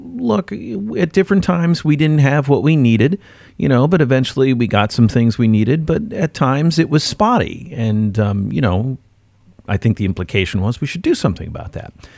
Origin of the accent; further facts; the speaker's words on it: Midwest, United States; moved away; I'm from the Midwest